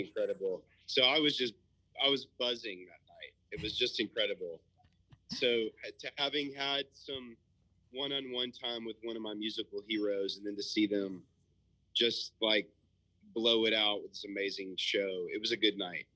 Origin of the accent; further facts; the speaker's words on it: Nashville, Tennessee, United States; also born or lived in Murfreesboro; I was born and raised in West Nashville